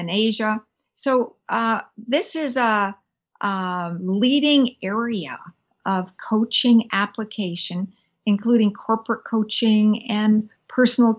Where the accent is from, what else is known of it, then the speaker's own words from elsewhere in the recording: British Columbia, Canada; I'm a British Columbian, a Canadian by background. Mm-hmm. I was born here, and I have lived here all my life